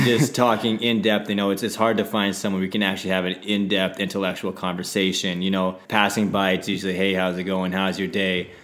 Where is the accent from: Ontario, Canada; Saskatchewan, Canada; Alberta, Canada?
Saskatchewan, Canada; Saskatoon; moved away; also born or lived in Vancouver; originally from Saskatoon, Saskatchewan